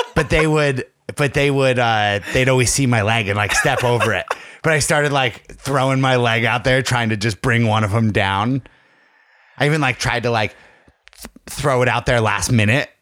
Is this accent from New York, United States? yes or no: no; Tunkhannock, Pennsylvania, United States; The hometown carnival in Tunkhannock